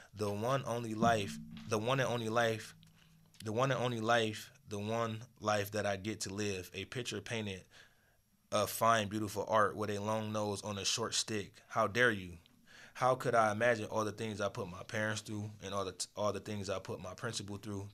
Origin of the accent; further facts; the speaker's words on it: Michigan, United States; also born or lived in Akron, Ohio; I was born in Akron, Ohio, raised in Michigan